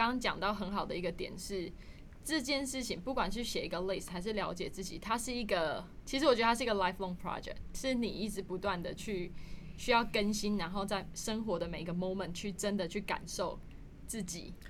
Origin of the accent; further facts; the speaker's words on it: Taiwan; 没有常就是开玩笑说我的英文都比我台语好，根本就是个假台湾人。